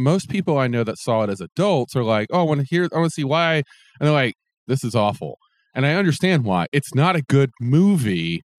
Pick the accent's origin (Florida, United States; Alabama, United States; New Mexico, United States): Alabama, United States; moved away; I went to school in Alabama.